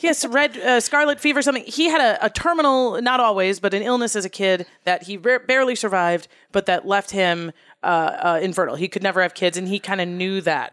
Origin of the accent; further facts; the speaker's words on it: Wisconsin, United States; moved away as an adult; also born or lived in Minnesota; I'm from Wisconsin